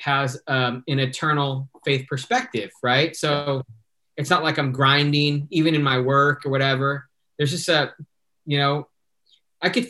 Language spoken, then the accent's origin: English; Fontana, California, United States; I grew up in Fontana